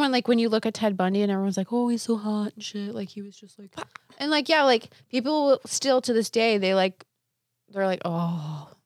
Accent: New Hampshire, United States; moved away; my home state because it's, like, crazy in a different way

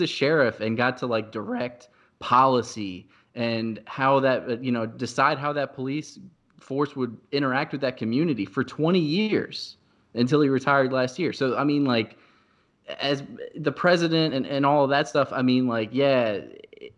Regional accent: Louisa County, Virginia, United States; I grew up in Louisa County

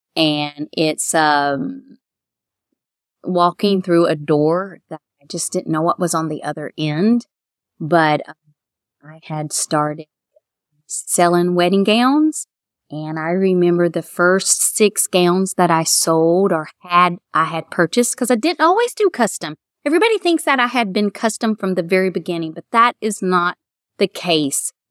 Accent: Florida, United States; moved away as an adult; also born or lived in Kentucky; now in Mount Sterling, United States; I was from Florida

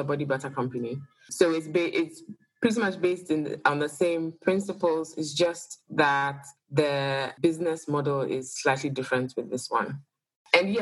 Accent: Ghana; now in Accra, Ghana; I am Ghanaian

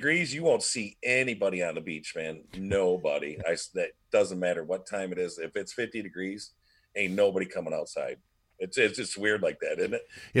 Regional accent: Michigan, United States; moved away as an adult; also born or lived in Florida; because I'm from Michigan, so I'm down there

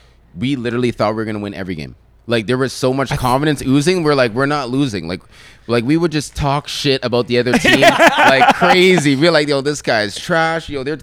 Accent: Mississauga, Ontario, Canada; fact that I grew up in Mississauga was kind of crazy to me

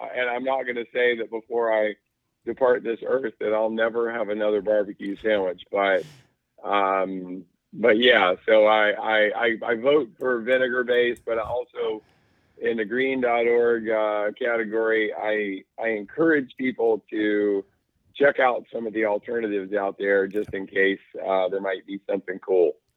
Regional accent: North Carolina, United States; I grew up in North Carolina

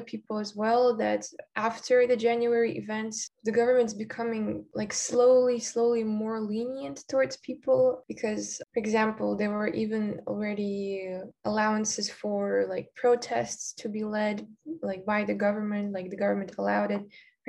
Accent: Almaty, Kazakhstan; English is a second language; also born or lived in Astana; I was born in Astana, but then I was moving around my whole life. Mostly I lived in Almaty.

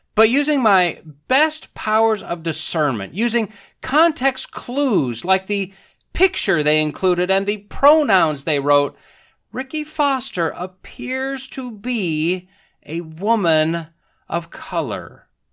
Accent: northern Wisconsin, United States; moved away as an adult; also born or lived in Alabama; I'm a white boy, grew up in northern Wisconsin

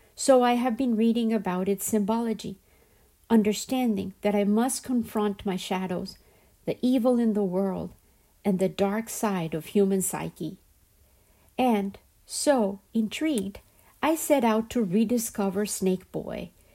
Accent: Colombia; the system and society which I grew up surrounded by in Colombia

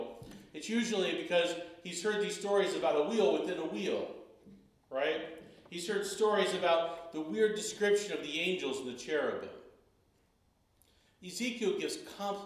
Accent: Florida, United States; one of the little towns that I grew up in Florida

